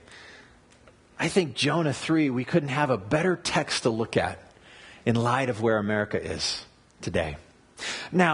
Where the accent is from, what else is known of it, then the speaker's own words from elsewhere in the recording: United States; as an American